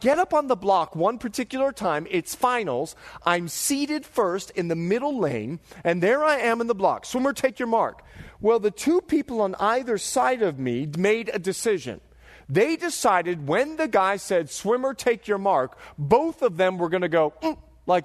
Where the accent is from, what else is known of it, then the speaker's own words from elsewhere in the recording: Bahamas; now in United States; I'm from the Bahamas